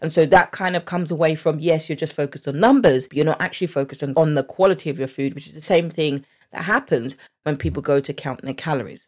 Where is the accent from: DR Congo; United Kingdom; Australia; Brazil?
United Kingdom; accent: English; I'm from the U K